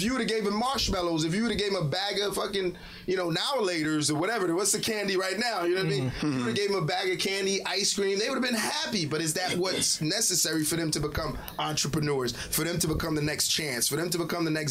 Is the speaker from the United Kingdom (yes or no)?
no; Haiti; You meant well, and I'm from Haiti, and I'll tell you firsthand